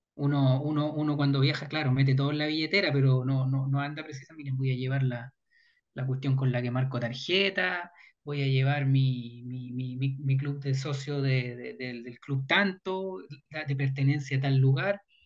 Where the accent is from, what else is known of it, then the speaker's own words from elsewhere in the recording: Chile; podremos mirarnos como chilenos